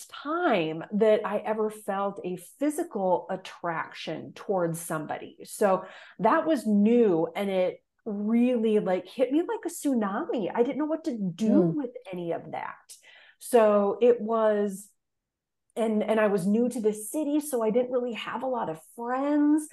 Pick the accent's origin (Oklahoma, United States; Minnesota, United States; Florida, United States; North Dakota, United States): North Dakota, United States; Fargo; moved away as an adult; also born or lived in Indianapolis, Indiana; I grew up in Fargo, North Dakota, which relatively speaking, it's the largest city in the state, but still very, very small.